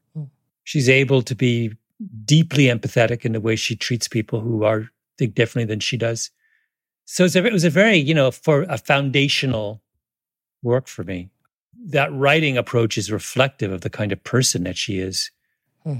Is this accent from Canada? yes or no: yes; Canada; moved away as an adult; now in United States; I grew up in Canada